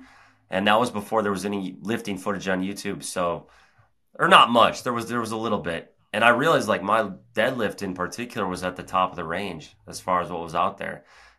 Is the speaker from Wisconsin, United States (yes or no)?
yes; Cambridge, Wisconsin, United States; also born or lived in Madison; So I was born in Madison, and then I lived about 30 minutes outside of there in like a town of 1,000 people, Cambridge.